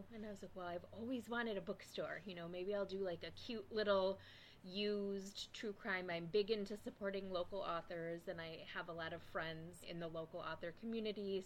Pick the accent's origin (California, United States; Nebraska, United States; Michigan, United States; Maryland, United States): Michigan, United States; Lansing; accent: Michigan; I grew up in Lansing.